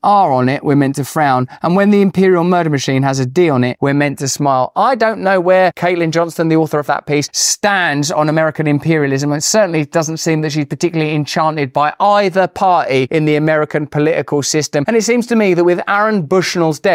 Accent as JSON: {"language": "English", "region": "England", "country": "United Kingdom", "said": "I say that as an Englishman"}